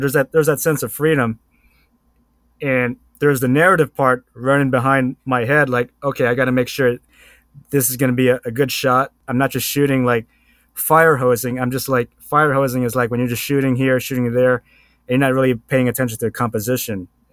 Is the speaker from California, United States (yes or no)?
yes; Long Beach, California, United States; I'm from Long Beach.